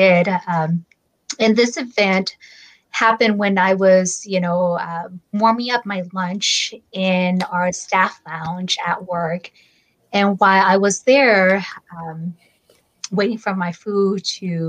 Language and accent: English; Fresno, California, United States; I'm from Fresno, and I was born and raised in Fresno all my life